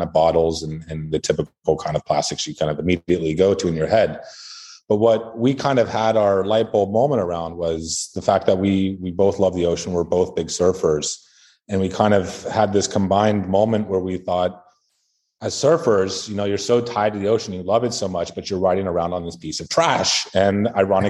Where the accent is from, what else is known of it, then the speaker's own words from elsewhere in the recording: California, United States; I grew up in California